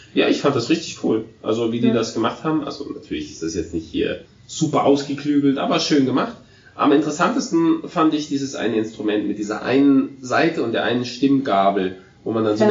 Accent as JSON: {"language": "German", "country": "Germany", "said": "Aber als Deutscher"}